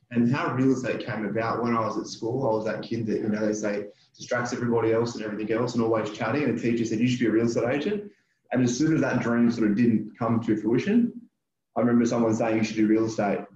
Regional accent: New South Wales, Australia; I have. Lived here my entire life. Like everyone in the Shire. All the jokes are true.

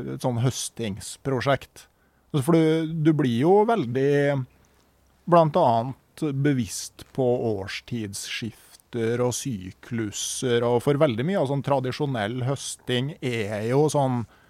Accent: Gausdal, Innlandet, Norway; da jeg vokste opp i Gausdal

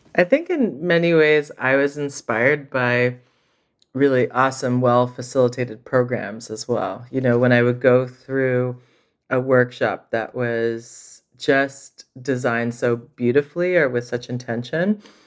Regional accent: Montreal, Quebec, Canada; moved away as an adult; also born or lived in Vancouver; now in Toronto, Canada; I grew up in Montreal

